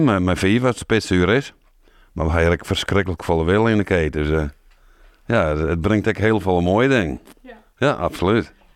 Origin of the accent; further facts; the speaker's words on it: Wâlterswâld, Friesland, Netherlands; also born or lived in Deventer; now in Damwâld, Netherlands; En ik ben eigenlijk opgegroeid in Waterswaard.